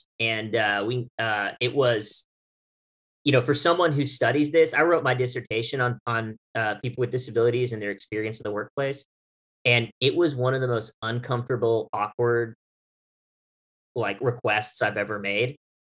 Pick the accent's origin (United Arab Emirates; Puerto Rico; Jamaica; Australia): United Arab Emirates; now in United States; I grew up in the United Arab Emirates, and spent 8 years over there, graduated high school over there.